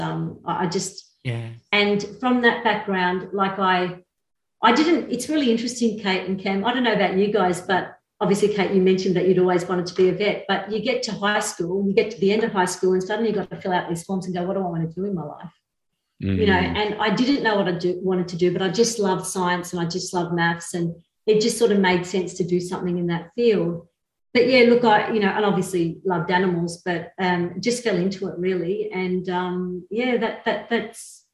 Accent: Australia; also born or lived in Beirut, Lebanon; My dad was able to get my mum and my two other sisters and myself over from Beirut over to Australia, just like literally as the war was breaking out. And so we got to grow up in Australia

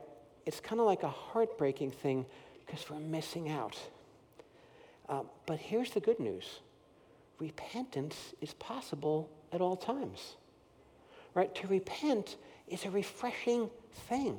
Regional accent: Paramus, New Jersey, United States; moved away; I grew up in Paramus, New Jersey, right near New York City

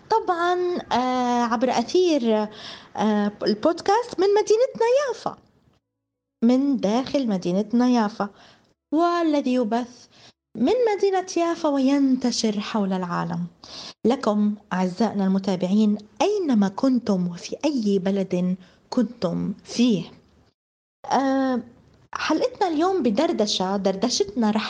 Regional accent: Palestine; الحرب أيقظت كل الناس وفضحت كل الأمور وكل الطمس اللي كان حاصل بحق قضيتنا وحقنا نحن كشعب فلسطيني

